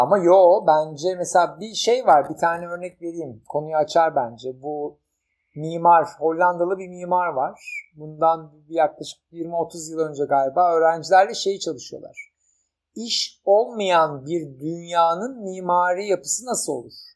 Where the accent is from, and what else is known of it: Turkey